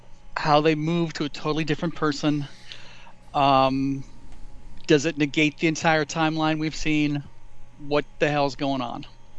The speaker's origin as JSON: {"language": "English", "region": "Florida", "country": "United States", "tie": "born or raised there", "said": "my home state"}